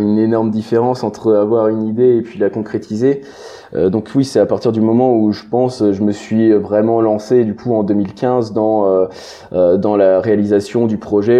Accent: Brittany, France; je suis originaire de, de Bretagne

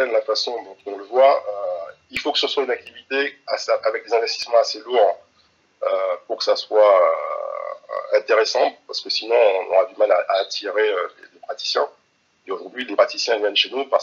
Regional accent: Antilles, France; Donc, je suis originaire des Antilles

